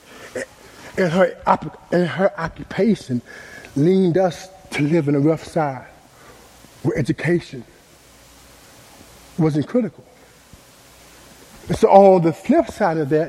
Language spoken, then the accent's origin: English; Dallas, Texas, United States; I was born and raised in Oak Cliff, Texas